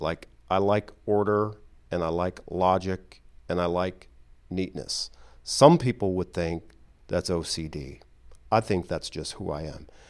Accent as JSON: {"language": "English", "town": "Detroit", "region": "Michigan", "country": "United States", "tie": "born or raised there", "said": "my hometown, Detroit"}